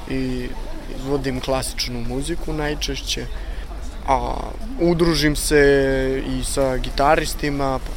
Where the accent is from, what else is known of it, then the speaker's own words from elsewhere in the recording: Zaječar, Central Serbia, Serbia; now in Novi Sad, Serbia; Rodom sam iz Zaječara, preselio sam se u Novi Sad da živim